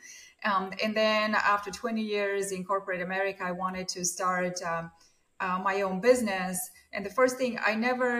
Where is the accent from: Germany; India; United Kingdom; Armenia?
Armenia; moved away as an adult; now in Beverly, United States; I grew up in Armenia during the Soviet times